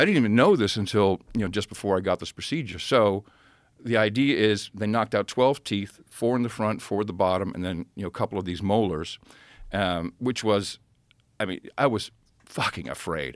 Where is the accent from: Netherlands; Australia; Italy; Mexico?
Netherlands; Amsterdam, North Holland; moved away; I grew up in Amsterdam.